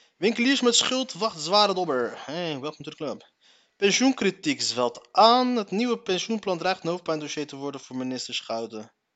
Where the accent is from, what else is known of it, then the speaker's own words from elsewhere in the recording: Morocco; Wij Marokkanen